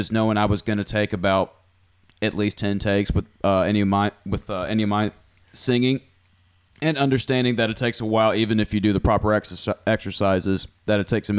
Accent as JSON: {"language": "English", "town": "Brownsville", "region": "Tennessee", "country": "United States", "said": "I'm from Brownsville, Tennessee."}